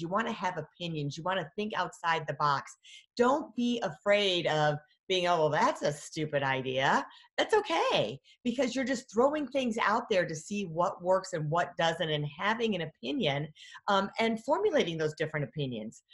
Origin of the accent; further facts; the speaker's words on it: Michigan, United States; I'm from Michigan, Great Lakes